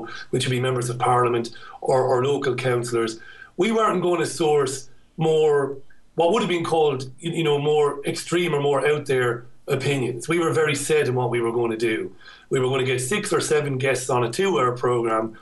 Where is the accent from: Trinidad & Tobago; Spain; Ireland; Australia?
Ireland; moved away as an adult; now in United Kingdom; I had a difficult time growing up in Ireland